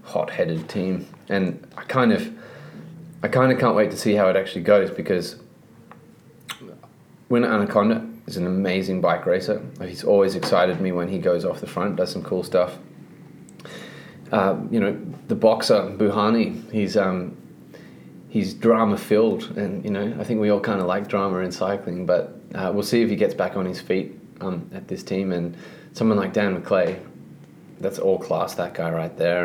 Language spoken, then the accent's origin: English; Australia; as an Australian